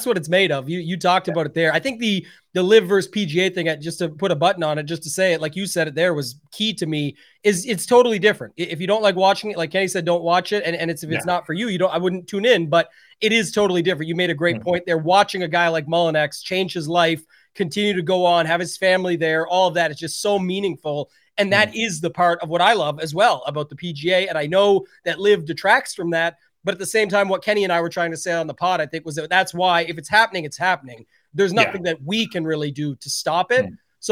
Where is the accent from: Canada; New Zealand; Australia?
Canada; being Canadian